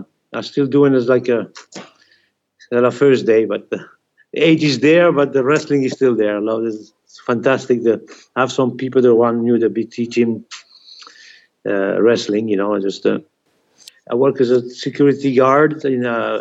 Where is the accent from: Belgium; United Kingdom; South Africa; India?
Belgium; English is a second language; moved away as an adult; I was raised in Belgium